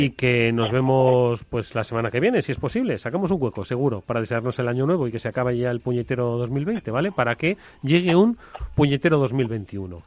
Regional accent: Extremadura, Spain; mi pueblo, Extremadura.

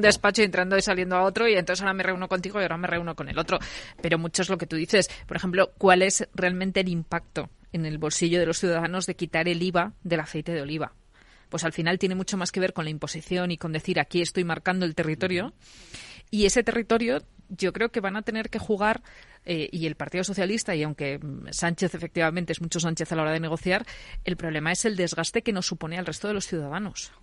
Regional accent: León, Castile and León, Spain; now in Madrid, Spain; yo, que soy leonesa

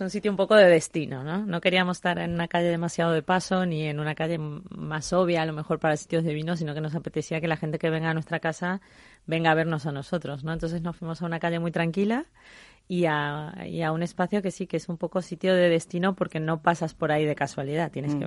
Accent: Mendoza, Argentina; now in Spain; mi país de origen, a donde empezó toda esta pasión y este amor por el vino que, es Argentina

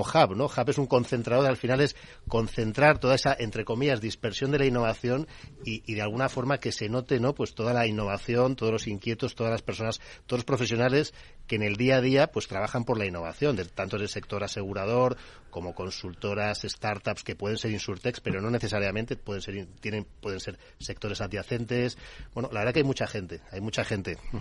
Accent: Bilbao, Basque Country, Spain; somos de Bilbao también, parte del equipo organizador

